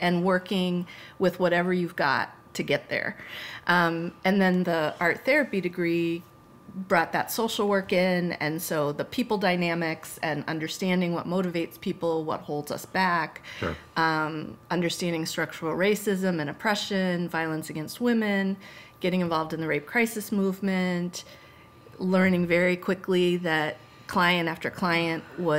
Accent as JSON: {"language": "English", "region": "Massachusetts", "country": "United States", "tie": "born or raised there", "said": "So I always say that, yeah, I grew up in Massachusetts and I feel like Massachusetts is home in all the ways that home is."}